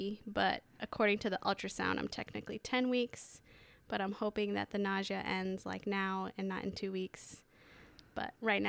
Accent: New York City, New York, United States; born there; also born or lived in Hong Kong / Washington, D.C. / China / El Salvador; now in Lewis County, United States; I was born in New York City. I've lived in New York, Hong Kong, Washington, D.C., China, El Salvador, Canada, Kansas City, and now Lewis County for officially a little bit over a year.

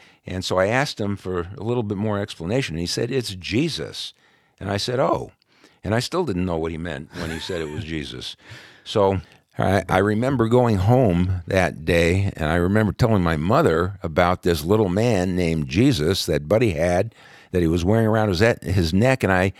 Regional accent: Brooklyn, New York, United States; born there; Yeah. Well, I was part of an Orthodox Jewish family, obviously.

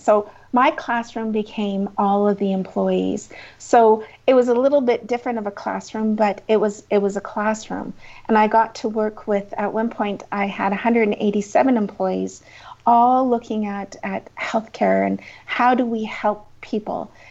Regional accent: Crowsnest Pass, Alberta, Canada; also born or lived in Lethbridge; I am a Southern Alberta girl. I grew up in the Crows Nest Pass

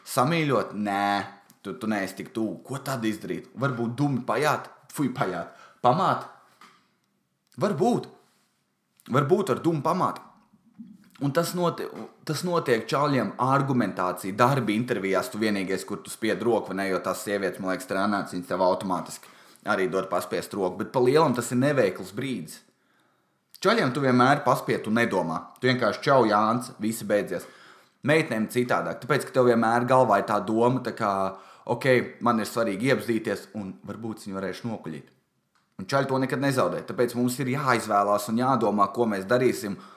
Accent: Valmiera, Vidzeme, Latvia; es esmu no Valmieras

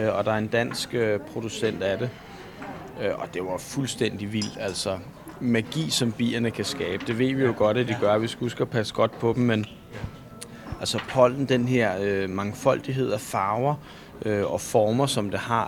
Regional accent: Bornholm, Capital Region of Denmark, Denmark; jeg kommer fra Danmark eller jeg kan sige, at jeg kommer fra Bornholm

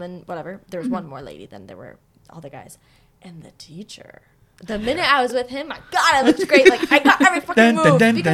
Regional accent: Miami, Florida, United States; now in Los Angeles, United States; I'm from Miami

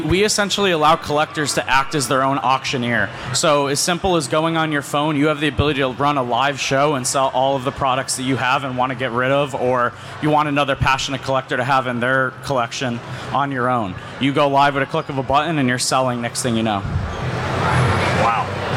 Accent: Scranton, Pennsylvania, United States; I grew up in Scranton, Pennsylvania, and lived there my whole life

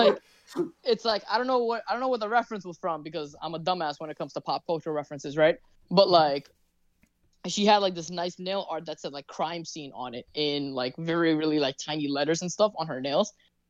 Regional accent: New York, United States; we're from the States, right? So, and we're also New Yorkers.

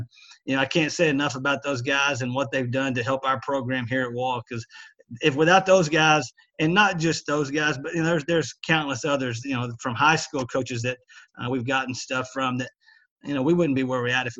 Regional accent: small town West Texas, United States; grew up in small town West Texas, you know, about 60 miles from here.

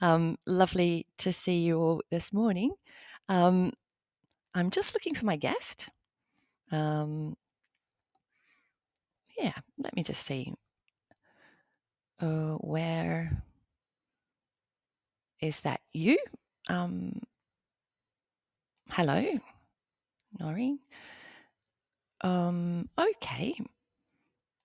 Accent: Australia; now in Naples, Italy; I'm not Neapolitan, I'm not Italian, I am Australian, and I am an English language teacher here in Naples

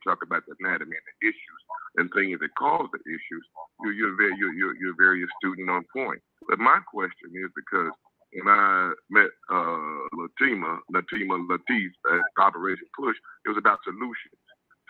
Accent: Chicago, Illinois, United States; moved away; also born or lived in Mobile, Alabama; I was raised in Chicago

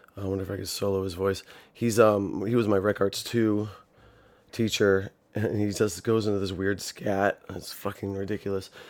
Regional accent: Ohio, United States; born or raised there

